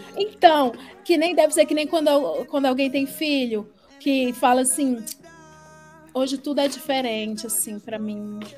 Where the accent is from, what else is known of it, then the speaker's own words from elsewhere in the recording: Ceará, Brazil; moved away as an adult; now in São Paulo, Brazil; eu tenho 35 anos, eu sou do Ceará